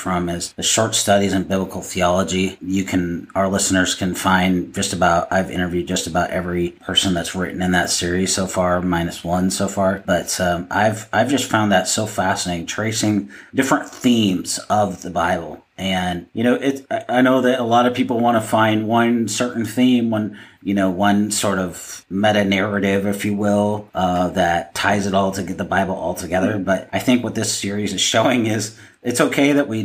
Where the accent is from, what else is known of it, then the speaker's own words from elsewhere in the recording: Seattle, Washington, United States; also born or lived in Idaho; growing up in the Northwest of the United States, you know, Seattle, and living in Idaho, so I lived, you know, 90% of my life in that area.